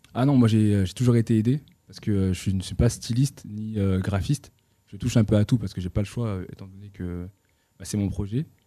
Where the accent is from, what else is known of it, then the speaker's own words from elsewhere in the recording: Roubaix, Hauts-de-France, France; also born or lived in Tourcoing; J'ai grandi à Roubaix et Tourcoing.